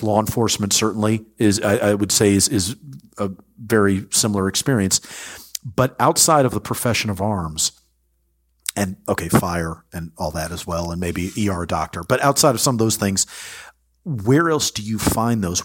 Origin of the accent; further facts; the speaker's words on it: United States; as an American